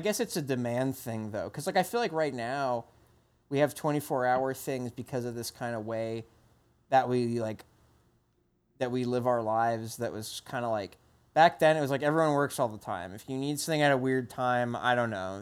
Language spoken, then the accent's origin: English; New Jersey, United States; moved away; also born or lived in Massachusetts; I grew up in New Jersey